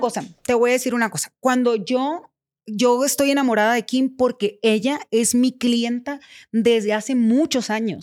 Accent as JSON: {"language": "Spanish", "town": "Culiacán", "region": "Sinaloa", "country": "Mexico", "said": "soy de Culiacán, Sinaloa"}